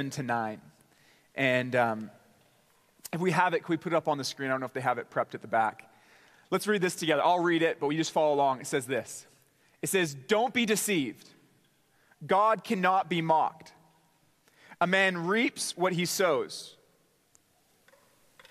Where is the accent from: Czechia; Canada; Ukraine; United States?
Canada; Port Coquitlam, British Columbia; I grew up in a town in Canada called Port Coquitlam, British Columbia